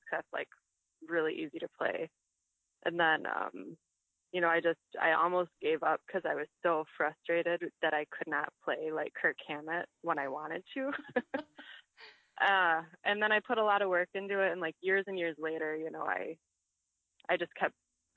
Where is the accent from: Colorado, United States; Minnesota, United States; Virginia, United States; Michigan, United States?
Michigan, United States; Six Lakes; moved away as an adult; also born or lived in Egypt; now in Milwaukee, United States; I am from a very small town in Michigan called Six Lakes